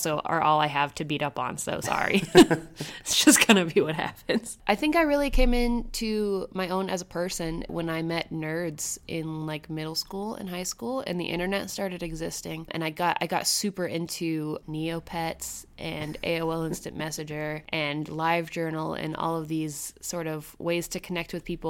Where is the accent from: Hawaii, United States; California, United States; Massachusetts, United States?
Massachusetts, United States; Westford; also born or lived in Kentucky; I grew up in Kentucky, and then when I was 6, I moved to a city outside of Boston called Westford, which is like a very suburban